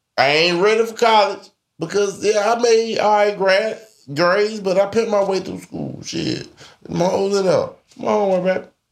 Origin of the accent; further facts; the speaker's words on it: Birmingham, Alabama, United States; I'm from Birmingham, Murderham